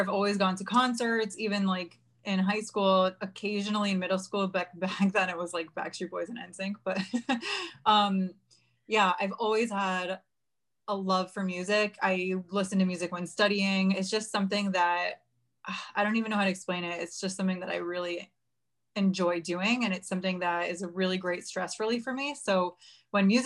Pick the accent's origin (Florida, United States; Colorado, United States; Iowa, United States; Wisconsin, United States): Florida, United States; South; I'm originally from South Florida, grew up down here